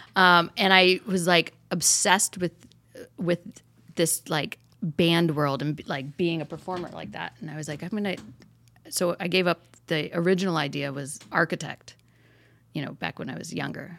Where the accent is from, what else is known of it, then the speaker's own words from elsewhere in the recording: Traverse City, Michigan, United States; now in Encino, United States; I'm from Northern Michigan, a place called Traverse City